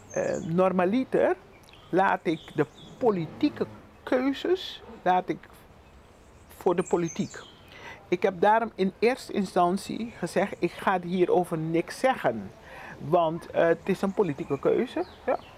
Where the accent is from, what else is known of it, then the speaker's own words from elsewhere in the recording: Curaçao; we zijn gewoon meertalig. Dat is onze realiteit. Papiamento, Nederlands en Engels